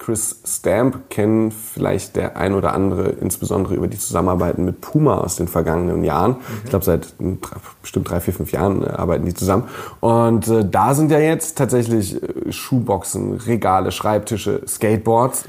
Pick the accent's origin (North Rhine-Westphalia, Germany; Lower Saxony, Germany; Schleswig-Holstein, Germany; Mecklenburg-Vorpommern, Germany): Lower Saxony, Germany; near Wolfsburg; moved away; Ich bin ja in der Nähe von Wolfsburg geboren und aufgewachsen